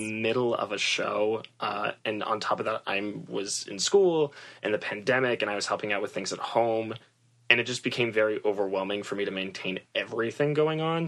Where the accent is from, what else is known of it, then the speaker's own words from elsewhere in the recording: Massachusetts, United States; also born or lived in New York / Los Angeles; I'm originally from Massachusetts